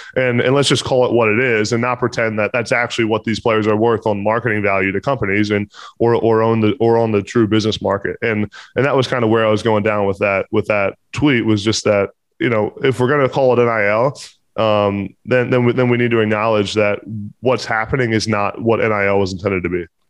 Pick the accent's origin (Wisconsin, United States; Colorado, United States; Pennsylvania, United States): Pennsylvania, United States; I'm from Pennsylvania have a lot of connections at Pitt